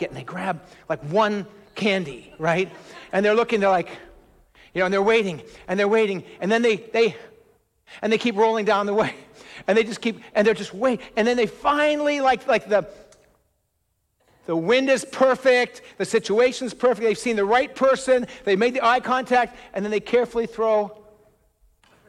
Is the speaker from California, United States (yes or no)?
yes; outside of Los Angeles, California, United States; moved away as an adult; also born or lived in West Michigan; We just lived where we lived, kind of in the sprawl outside of Los Angeles. That's where I grew up